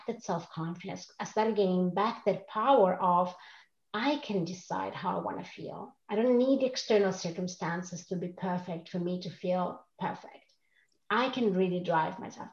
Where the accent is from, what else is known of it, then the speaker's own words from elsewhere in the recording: Rome, Lazio, Italy; English is a second language; moved away as an adult; also born or lived in Switzerland; now in Stockholm, Sweden; I grew up in Rome, in Italy, with an Italian family